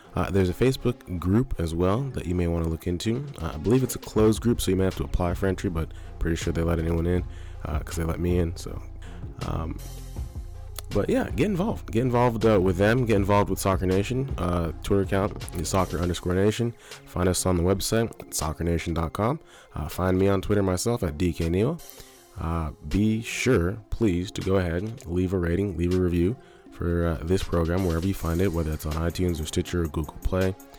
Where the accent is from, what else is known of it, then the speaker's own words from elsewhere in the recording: Southern California, United States; now in San Diego, United States; I moved here about five or six years ago, but I grew up in Southern California, not too far away